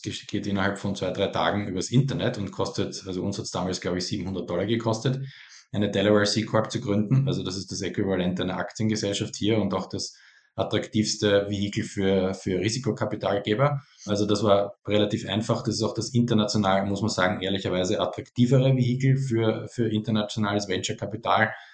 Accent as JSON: {"language": "German", "country": "Austria", "said": "Ich bin selber Österreicher"}